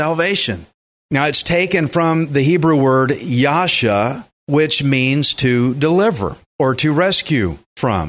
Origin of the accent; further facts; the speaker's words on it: Texas, United States; I'm a Texan